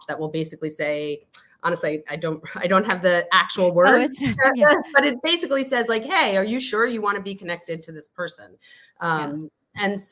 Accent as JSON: {"language": "English", "town": "New York City", "region": "New York", "country": "United States", "also_born_or_lived": "The Hague", "said": "I hail from New York City"}